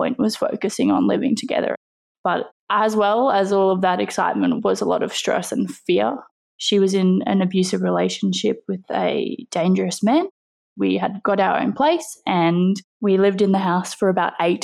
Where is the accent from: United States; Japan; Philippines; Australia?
Australia; I am 24 years old and I am from Australia